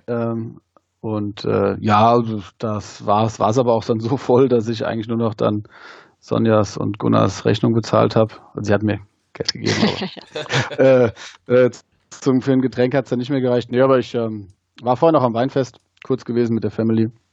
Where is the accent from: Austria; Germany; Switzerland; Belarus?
Germany; Wehen, likely misheard as Wien, Hesse; moved away as an adult; now in Wiesbaden, Germany; komm aus Wien, bin da geboren und aufgewachsen